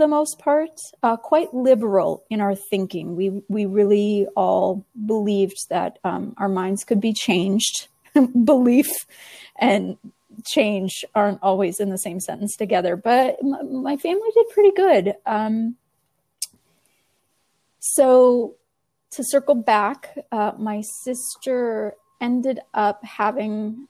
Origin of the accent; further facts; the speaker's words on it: Viroqua, Wisconsin, United States; my hometown here. That is Viroqua, Wisconsin